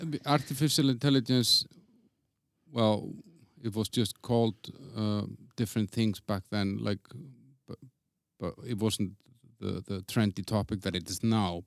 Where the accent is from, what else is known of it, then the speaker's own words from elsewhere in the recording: Iceland; moved away as an adult; now in Prague, Czech Republic; I come from Iceland